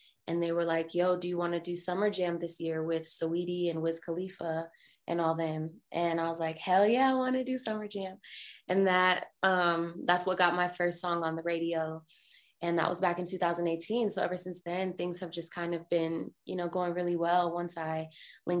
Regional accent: Colorado Springs, Colorado, United States; now in Denver, United States; I moved from Colorado Springs, which is where I'm originally from, up to Denver

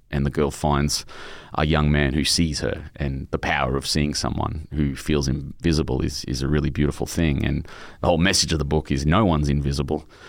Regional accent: Brisbane, Queensland, Australia; my childhood where my mum had fallen in love with this heroin dealer out in my hometown, Brisbane

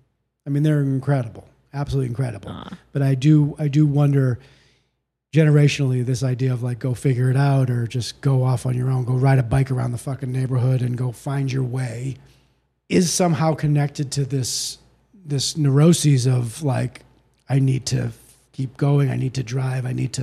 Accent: Boston, Massachusetts, United States; Outside of Boston.

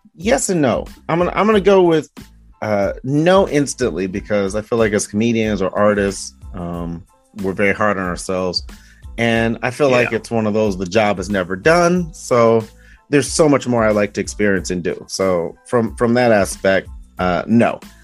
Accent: Detroit, Michigan, United States; moved away; also born or lived in Arizona / Iowa; I'm from Detroit

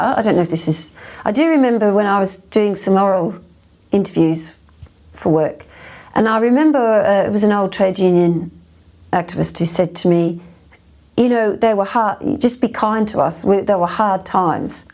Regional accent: Australia; now in United Kingdom; It's interesting being an Australian. I'm obviously not Irish

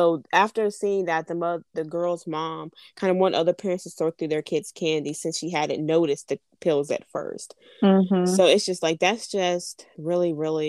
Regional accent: United States; I'm from America

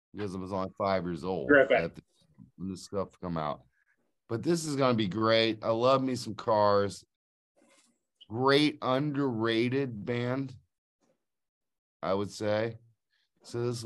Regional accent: Cleveland, Ohio, United States; I'm from the Cleveland area

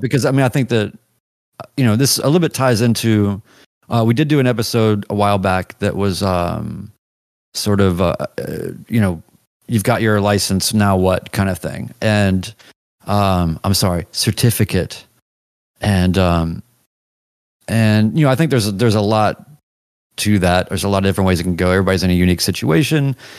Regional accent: the South, United States; As much as I'm Southern and of the South

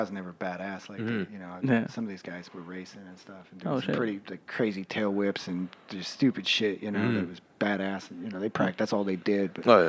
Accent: Idaho, United States; Like, I grew up in Idaho.

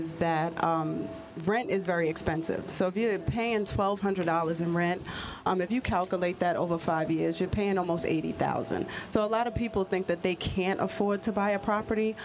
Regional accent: New York City, New York, United States; I'm originally from Queens, born and raised in Queens

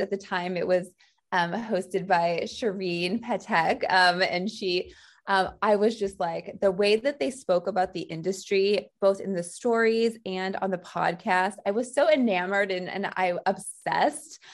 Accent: St. Louis, Missouri, United States; moved away as an adult; now in New York, United States; I'm from Saint Louis, Missouri

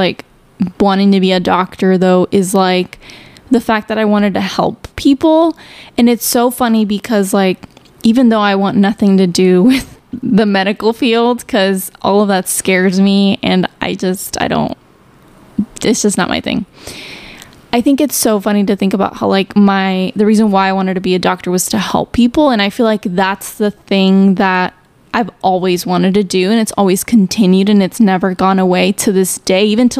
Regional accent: Chicago, Illinois, United States; I grew up in Chicago, and so I was obviously going to school in Chicago

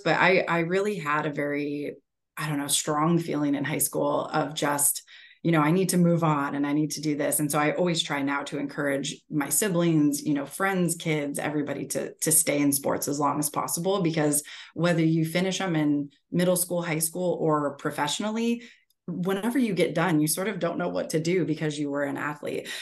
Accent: Erie, Pennsylvania, United States; moved away as an adult; also born or lived in West Virginia / Charlotte; grew up in Erie, Pennsylvania.

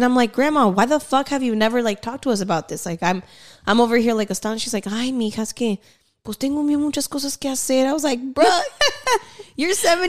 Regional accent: Cotati, California, United States; also born or lived in Grayton; My childhood was in Cotati, which was a small town.

